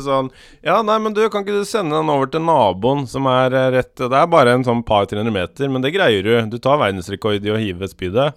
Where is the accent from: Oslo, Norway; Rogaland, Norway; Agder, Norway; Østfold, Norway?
Østfold, Norway; Skiptvet; moved away; jeg er jo fra Skiptvet, egentlig, som er rett ved Askim og Indre Østfold